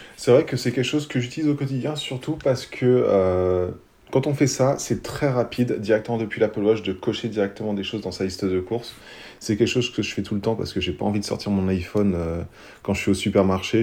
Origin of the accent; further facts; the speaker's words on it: France; on est français